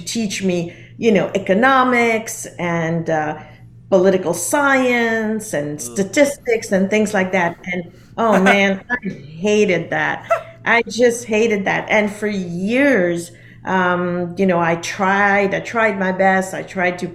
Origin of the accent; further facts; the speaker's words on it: Geneva, Switzerland; I grew up in Geneva in Switzerland